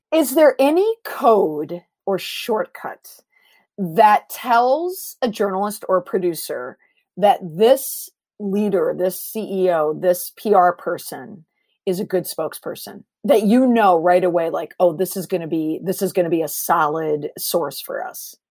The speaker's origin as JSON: {"language": "English", "region": "Minnesota", "country": "United States", "tie": "born or raised there", "also_born_or_lived": "Boston", "moved": "yes", "said": "I'm originally from Minnesota, so I grew up on pop"}